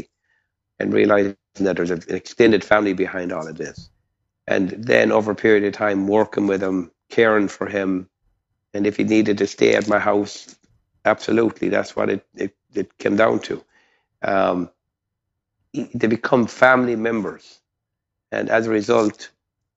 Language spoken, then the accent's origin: English; Ireland; moved away; I grew up in, as you can tell by my accent, not in Texas, but in Ireland